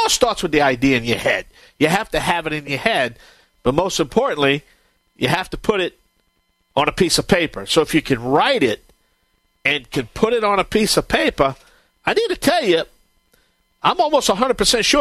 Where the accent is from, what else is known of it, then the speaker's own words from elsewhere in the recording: Cajun, Louisiana, United States; I'm the Cajun Man